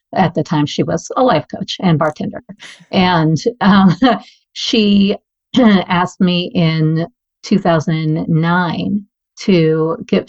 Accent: New York City, New York, United States; growing up in New York City

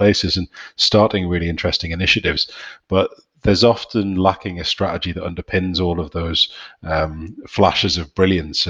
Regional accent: York, Yorkshire and the Humber, United Kingdom; accent: northeastern; now in Newcastle, United Kingdom; Based up here in Newcastle, and clearly heralded from Newcastle for quite some time, although technically from York

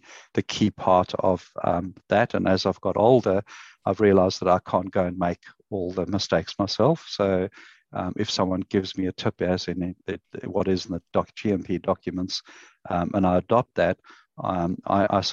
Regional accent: South Africa; moved away as an adult; also born or lived in Queensland, Australia; now in Australia; it's not a Queensland accent, so I came from South Africa and arrived in the country in 2001

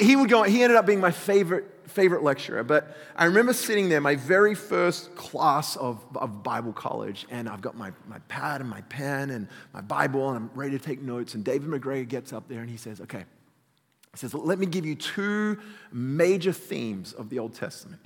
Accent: Australia; accent: Australian; moved away; I grew up in Australia, in case you hadn't figured out where this weird convict accent comes from

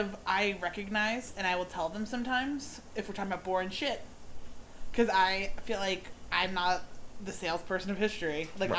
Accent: New Jersey, United States; moved away as an adult; also born or lived in upstate New York; now in Florida, United States; I moved down to Florida about 2 years ago. We're going on 2 years. Mm-hmm. I'm from New Jersey. Went to school in upstate New York and kind of just fell down to Florida 2 years ago

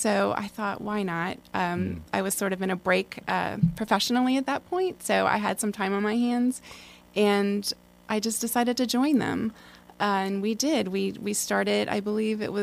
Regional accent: Baltimore, Maryland, United States; moved away as an adult; also born or lived in Washington, D.C.; now in Asheville, United States; I was born and raised in Baltimore, Maryland.

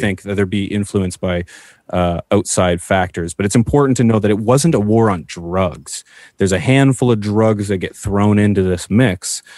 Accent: Canada; as a Canadian that I am

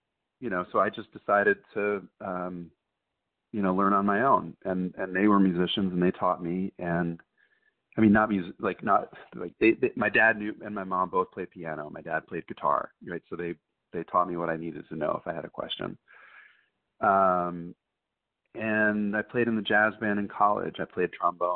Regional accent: Vermont, United States; I'm from Vermont, so one room schoolhouses, even when I was a kid, were a thing

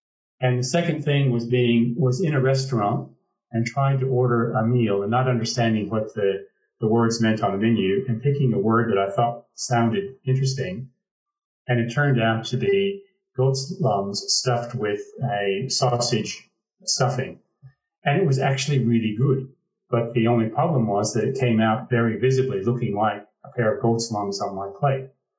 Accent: Pacific Northwest, Washington, United States; moved away as an adult; also born or lived in San Juan, Puerto Rico; growing up in the Pacific Northwest in the U.S. and in Washington State

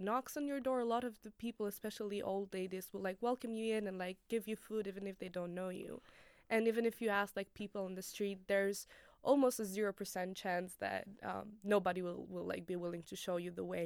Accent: Tirana, Tirana County, Albania; moved away as an adult; the capital, which is my hometown

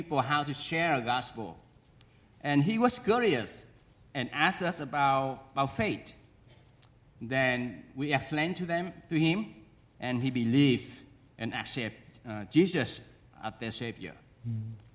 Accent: Vietnam; moved away; also born or lived in United States; I went back to my home country, it's Vietnam

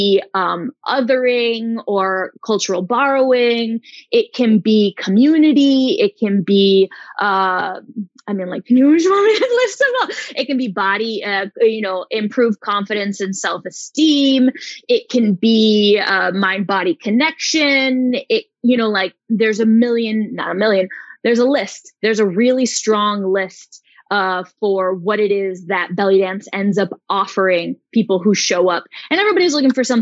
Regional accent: Chicago, Illinois, United States; also born or lived in Arizona; now in Barcelona, Spain; I'm originally from Chicago. I was in Arizona for 10 years before I moved for the master's program

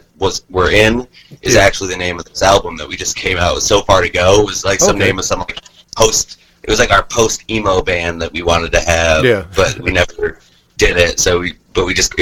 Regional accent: Syracuse, New York, United States; moved away as an adult; also born or lived in Binghamton, New York / South Florida; now in Columbia, United States; I was born in Syracuse, New York.

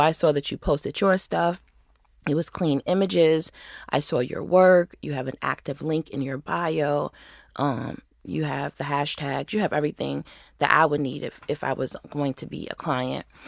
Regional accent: Rochester, New York, United States; moved away as an adult; now in Atlanta, United States; I moved to the city from Rochester

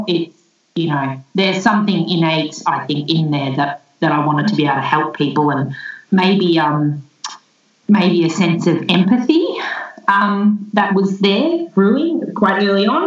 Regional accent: Melbourne, Victoria, Australia; I grew up in Melbourne, and I'm back living in Melbourne now.

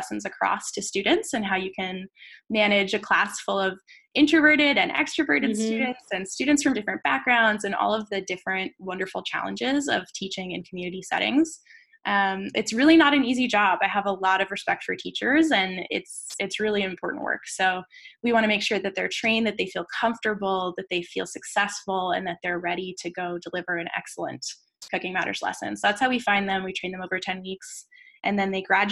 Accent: United States; first language English; I'm from the United States

